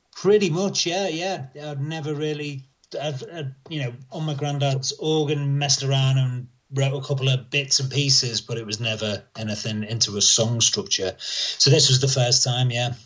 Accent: across the River Mersey from Liverpool, North West England, United Kingdom; I grew up around Liverpool, um, just across the River Mersey from Liverpool.

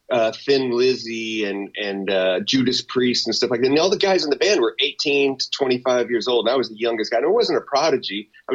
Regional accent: Texas, United States; I'm a redneck from Texas

